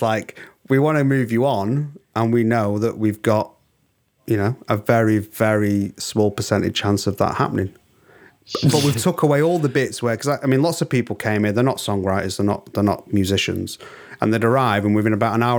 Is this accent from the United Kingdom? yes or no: yes; England, United Kingdom; I'm English.